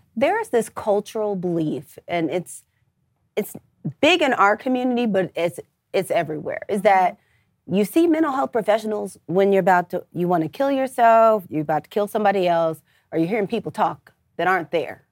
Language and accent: English; St. Louis, Missouri, United States; moved away as an adult; now in Atlanta, United States; I'm originally from Saint Louis, Missouri